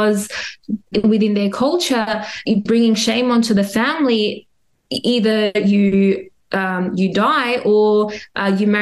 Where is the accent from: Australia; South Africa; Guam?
Australia; Adelaide, South Australia; I grew up in Adelaide and I was there during the 9/11 bombings